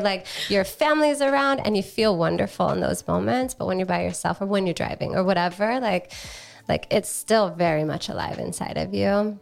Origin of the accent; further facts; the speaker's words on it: Hawaii, United States; now in San Diego, United States; I grew up in Hawaii